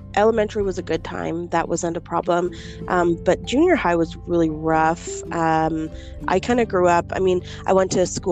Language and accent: English; Calgary, Alberta, Canada; also born or lived in Moncton, New Brunswick; I was born in Moncton, New Brunswick, but I was raised in Calgary, Alberta. I came here at a very small age